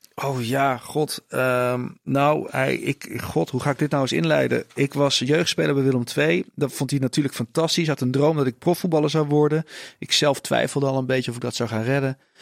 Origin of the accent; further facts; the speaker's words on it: Tilburg, North Brabant, Netherlands; Ik ben opgegroeid in Tilburg